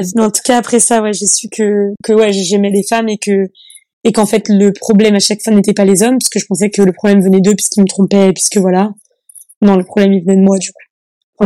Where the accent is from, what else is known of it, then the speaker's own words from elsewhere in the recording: Annecy, Auvergne-Rhône-Alpes, France; je viens d'une petite commune qui s'appelle, euh, enfin d'une petite ville qui s'appelle Annecy c'est en Haute-Savoie